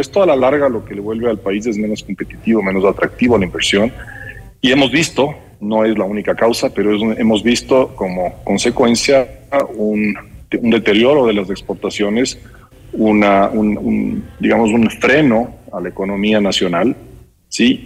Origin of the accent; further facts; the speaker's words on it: Ecuador; todos nosotros como ecuatorianos